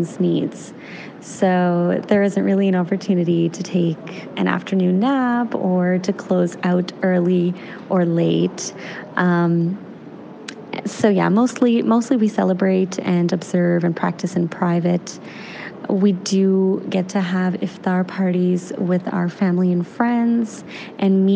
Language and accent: English; Canada; In my experience growing up in Canada